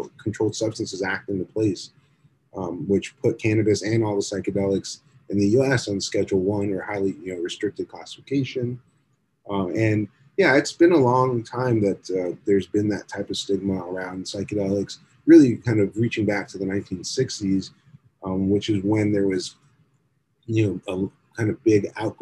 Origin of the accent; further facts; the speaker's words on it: South Florida, United States; when we were growing up in South Florida